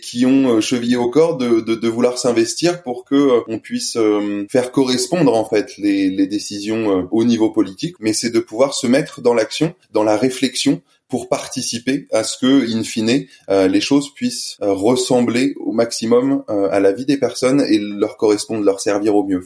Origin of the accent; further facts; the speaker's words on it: Paris, Île-de-France, France; moved away as an adult; also born or lived in l'île (unspecified island); je suis né sur Paris et j'ai fait toutes mes études sur Paris